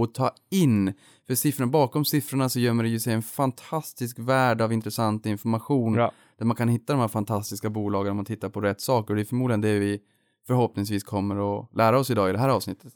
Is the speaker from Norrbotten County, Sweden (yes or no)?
yes; Boden, Norrbotten County, Sweden; moved away; Unga Aktiesparare fanns ju inte i Boden där jag växte upp